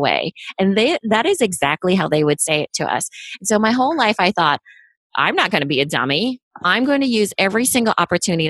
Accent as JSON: {"language": "English", "country": "United States", "tie": "born or raised there", "said": "I was born in the States, though. So I was of the first generation"}